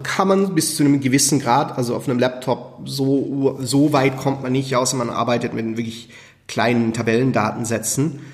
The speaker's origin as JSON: {"language": "German", "country": "Switzerland", "said": "Schweizer und Schweizer Firma"}